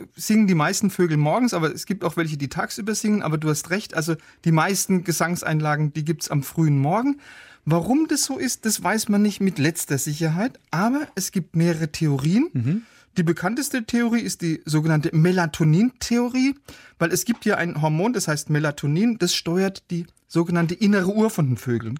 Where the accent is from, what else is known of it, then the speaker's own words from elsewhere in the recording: Baden-Württemberg, Germany; ich komme ja aus Baden-Württemberg